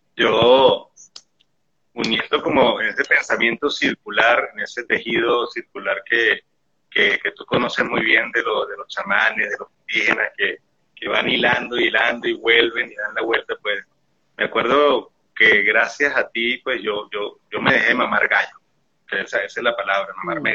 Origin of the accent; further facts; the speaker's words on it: Venezuelan Andes, Venezuela; como buen gocho, soy montañero